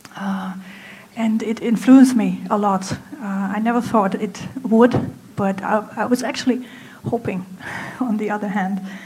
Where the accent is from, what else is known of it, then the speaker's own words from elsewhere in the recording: Germany; moved away as an adult; now in Hangzhou, China; I'm from Germany, I'm 33 years old